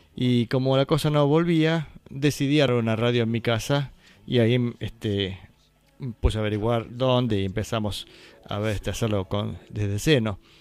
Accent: Valle Hermoso, Córdoba, Argentina; acá en Valle Hermoso, en mi pueblo

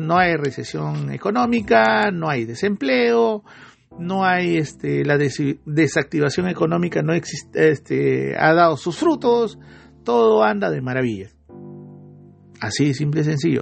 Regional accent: Peru; uno como peruano

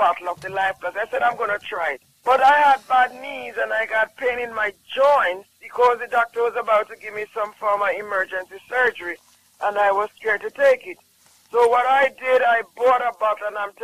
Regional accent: Jamaica; I'm from Jamaica. Jamaica, and I honestly tell you, sometimes as a Jamaican

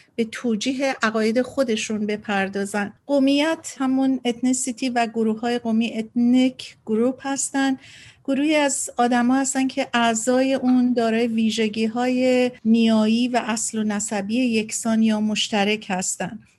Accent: Iran; now in United States; من ایرانیم

